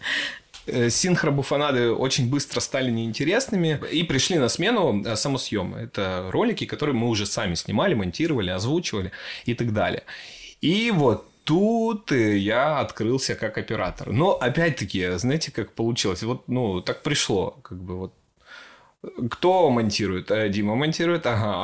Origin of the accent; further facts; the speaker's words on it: Ukraine; now in Sochi, Russia; я родился в маленьком украинском городе